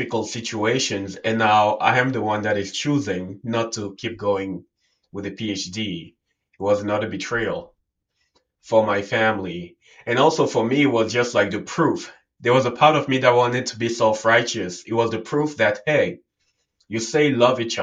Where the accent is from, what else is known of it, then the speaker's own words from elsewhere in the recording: Cameroon; I was born and raised in Africa, and in Cameroon, it's somewhere in Central Africa. And I grew up there.